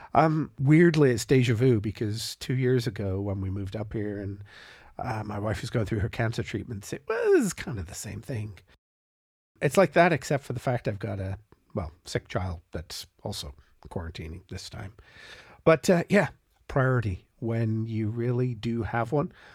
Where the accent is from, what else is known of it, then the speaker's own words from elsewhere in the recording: Canada; as a Canadian on the far side of Canada